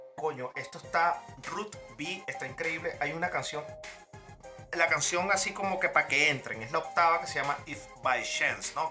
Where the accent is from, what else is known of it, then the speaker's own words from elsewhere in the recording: Venezuela; moved away; yo soy un venezolano